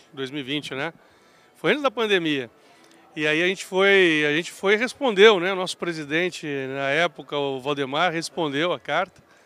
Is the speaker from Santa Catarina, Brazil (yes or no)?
no; Belo Horizonte, Minas Gerais, Brazil; also born or lived in Turmalina, Minas Gerais; eu nasci em Belo Horizonte, mas a minha infância eu fui criado até os cinco anos no Vale do Jequitinhonha. Uhum numa cidade chamada Turmalina. Aí depois, com cinco anos de idade, eu vim para BH